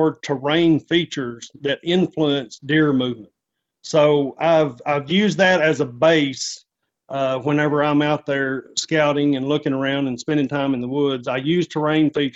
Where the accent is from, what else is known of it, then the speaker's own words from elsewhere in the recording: just north of Texarkana, Southwest Arkansas, United States; moved away as an adult; now in Ozark Mountains, Arkansas, United States; I'm originally from Southwest Arkansas, just north of Texarkana. That's where I spent most of my childhood